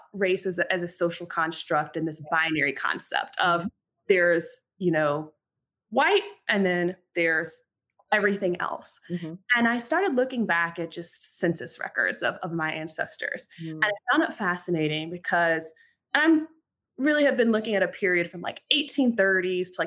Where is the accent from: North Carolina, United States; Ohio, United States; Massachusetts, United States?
North Carolina, United States; about 40 minutes from Durham, rural; moved away as an adult; also born or lived in New York / Washington, D.C.; I'm originally from North Carolina. I grew up in rural North Carolina, so about 40 minutes from Durham, North Carolina